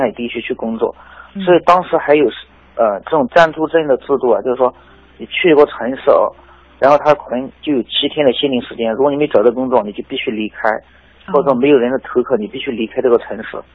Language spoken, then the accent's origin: Chinese; Biancheng, Hunan, China; moved away as an adult; also born or lived in Zhuhai; 一直在这边长大的嘛